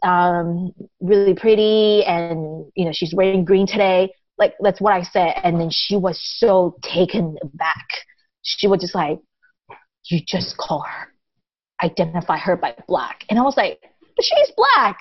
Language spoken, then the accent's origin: English; Taiwan; first language Taiwanese; English is a second language; also born or lived in Japan; now in United States; I grew up speaking Taiwanese, and I started learning Mandarin when I started going to school, first grade, and then I started learning English when I moved to the U.S.